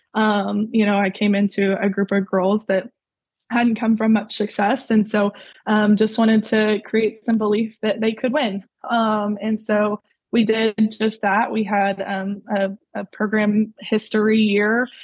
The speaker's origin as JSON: {"language": "English", "town": "Mansfield", "region": "Texas", "country": "United States", "tie": "born or raised there", "said": "I grew up in Mansfield, uh, Mansfield, Texas, and I was there pretty much my whole life."}